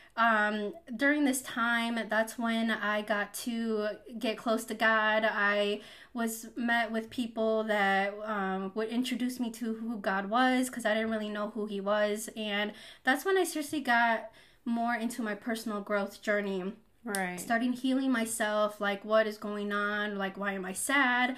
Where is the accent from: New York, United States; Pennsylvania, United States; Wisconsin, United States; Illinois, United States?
Wisconsin, United States; a small town in; also born or lived in Mexico City, Mexico; I was born in Mexico City, and I moved to a small town in Wisconsin when I was 2 years old